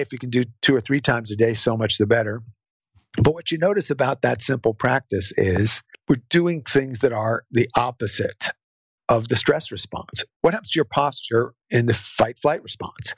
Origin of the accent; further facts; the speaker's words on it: New Jersey, United States; I'm from New Jersey